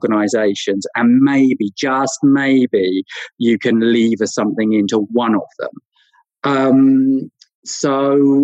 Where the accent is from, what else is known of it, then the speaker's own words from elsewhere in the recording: Norfolk, East of England, United Kingdom; from Norfolk